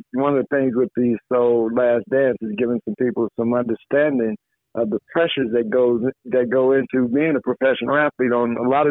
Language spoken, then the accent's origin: English; Chicago Heights, Illinois, United States; grew up in my hometown, Chicago Heights